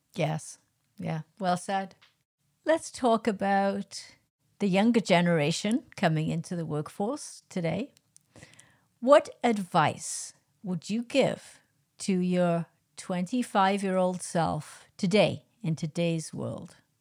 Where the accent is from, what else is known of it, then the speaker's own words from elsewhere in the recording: Wales, United Kingdom; I'm Welsh, I'm not English, I'm Welsh